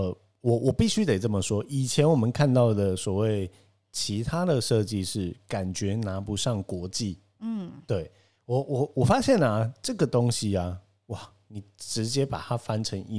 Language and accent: Chinese; Tainan, Taiwan; 我是身为台南人的